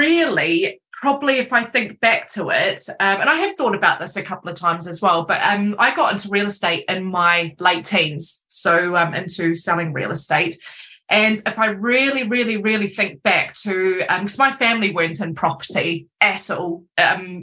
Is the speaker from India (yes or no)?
no; New Zealand; moved away as an adult; now in Cornwall, United Kingdom; I'm not from England or Cornwall. I'm originally from New Zealand